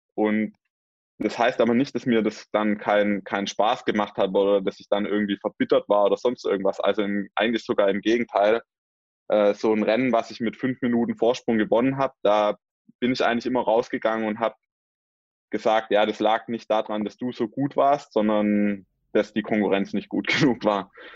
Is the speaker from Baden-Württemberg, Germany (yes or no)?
yes; Swabia, Baden-Württemberg, Germany; also born or lived in Mühlacker (born); bei uns im Schwabenland